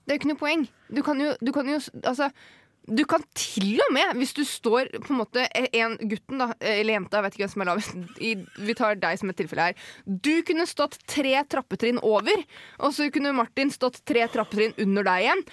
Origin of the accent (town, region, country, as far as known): a village near Hønefoss, Buskerud, Norway; moved away